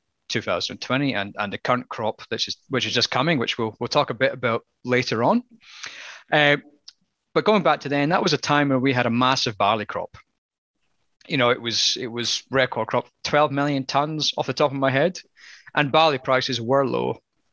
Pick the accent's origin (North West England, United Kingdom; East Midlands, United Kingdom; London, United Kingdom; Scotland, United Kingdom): Scotland, United Kingdom; now in Australia; I'm Scottish